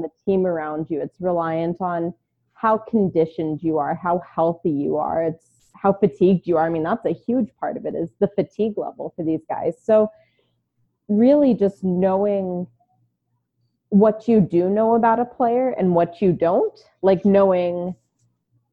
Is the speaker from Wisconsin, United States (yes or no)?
no; Baltimore, Maryland, United States; born or raised there; also born or lived in New York / Houston, Texas; now in Phoenix, United States